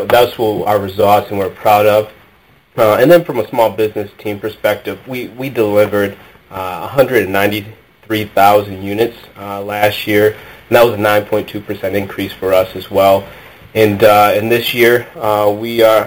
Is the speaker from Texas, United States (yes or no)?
no; Detroit, Michigan, United States; I am born and raised in the Metro Detroit area